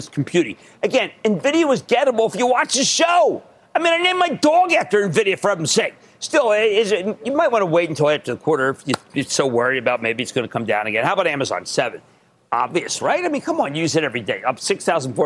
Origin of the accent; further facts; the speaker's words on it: Philadelphia, Pennsylvania, United States; also born or lived in New Hope, Pennsylvania; I'm from Philadelphia